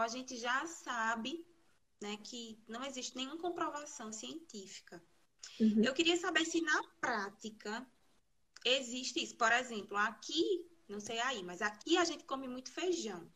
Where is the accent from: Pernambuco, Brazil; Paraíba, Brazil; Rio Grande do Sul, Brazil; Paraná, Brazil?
Pernambuco, Brazil; Garanhuns; sou de Garanhuns, Pernambuco.